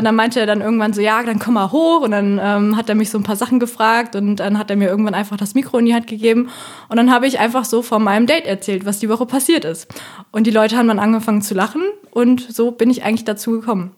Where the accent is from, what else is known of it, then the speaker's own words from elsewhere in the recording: Bonn, North Rhine-Westphalia, Germany; ich komme ja aus Bonn